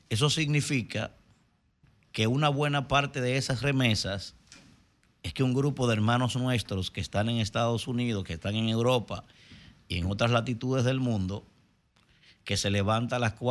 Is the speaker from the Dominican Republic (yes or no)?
yes; Dominican Republic; la verdad que como dominicano me apena mucho ver